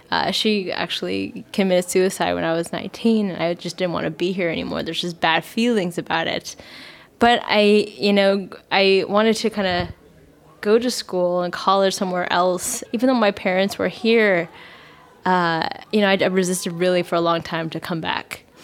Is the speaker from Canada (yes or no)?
no; France; moved away as an adult; now in Bay Area, United States; I'm originally from France and I was bullied a lot there and I saw coming to the Bay Area as like an opportunity